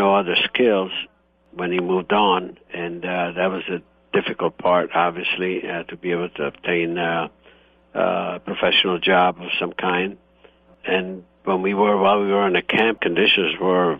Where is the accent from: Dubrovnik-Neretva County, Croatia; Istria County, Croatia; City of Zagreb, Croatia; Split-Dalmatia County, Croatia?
Istria County, Croatia; Italy; now in United States; I was born in Italy, and the region is Istria, and however now it's Croatia